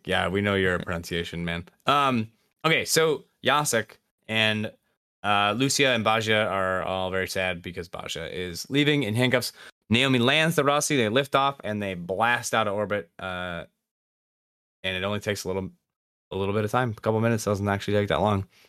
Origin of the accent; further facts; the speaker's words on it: Michigan, United States; accent: Midwestern; we, me, we're from Michigan, if that wasn't clear, in the United States